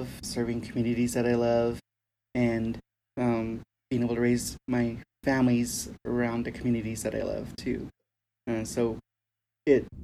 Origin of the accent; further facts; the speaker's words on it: New Mexico, United States; also born or lived in Arizona; I grew up here in New Mexico